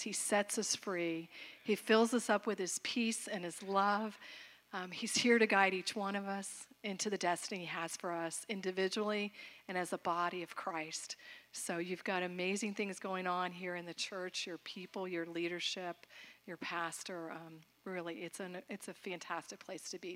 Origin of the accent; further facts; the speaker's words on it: Florida, United States; I grew up in Florida, but we're not Southern